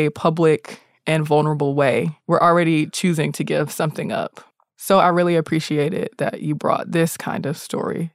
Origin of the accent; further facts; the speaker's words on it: the South, United States; I'm from the South